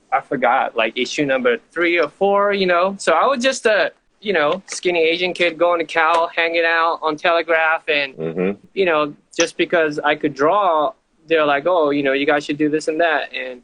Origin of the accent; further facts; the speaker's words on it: Tanzania; also born or lived in London, United Kingdom / Japan / Silicon Valley, United States; So I grew up in Tanzania, London.